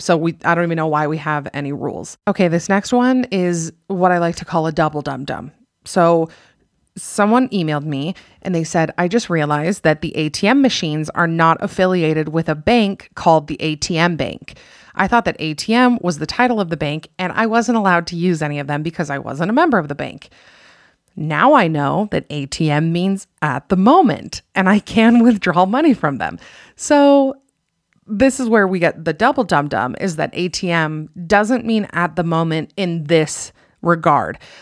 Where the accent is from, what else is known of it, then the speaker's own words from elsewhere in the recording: Utah, United States; I'm from Utah